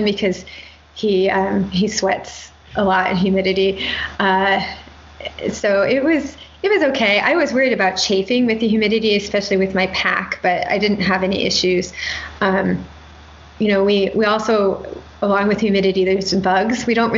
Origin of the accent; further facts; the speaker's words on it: Midwest, United States; moved away; also born or lived in Indiana / Atlanta; So I grew up in the Midwest